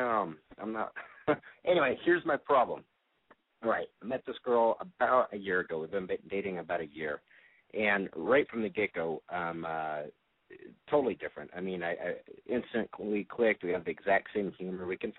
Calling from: Phoenix, Arizona, United States; I am 33. I'm from Phoenix

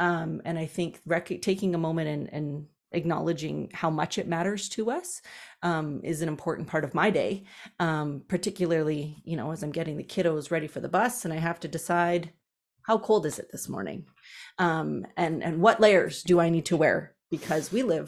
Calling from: Red Deer, Alberta, Canada; Well, Red Deer is in an interesting location in the province

